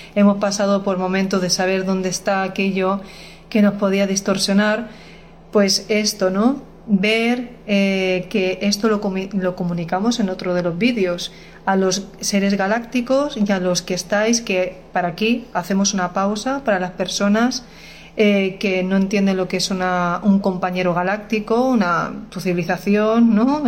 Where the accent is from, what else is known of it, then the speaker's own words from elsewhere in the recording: Spain; yo soy española